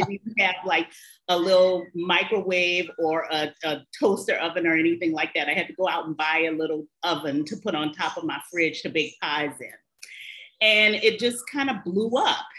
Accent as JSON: {"language": "English", "town": "New Orleans", "region": "Louisiana", "country": "United States", "tie": "born or raised there", "also_born_or_lived": "Paris", "said": "I am originally from New Orleans"}